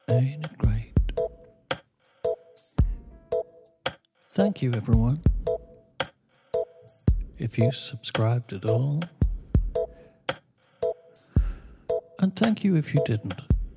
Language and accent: English; England, United Kingdom; I'm English